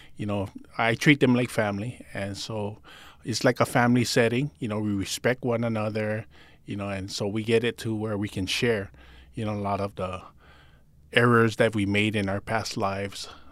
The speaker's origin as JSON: {"language": "English", "town": "Honolulu", "region": "Hawaii", "country": "United States", "tie": "born or raised there", "also_born_or_lived": "Palolo, Honolulu", "said": "I grew up actually in Pololo in nineteen eighty-six. We moved there, but I grew up in Calihi"}